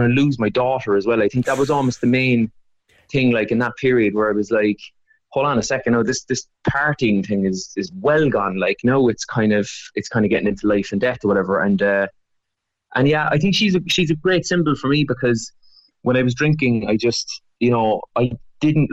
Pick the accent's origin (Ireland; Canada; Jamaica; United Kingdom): Ireland; Cork, Munster; that's the kind of world I grew up in Cork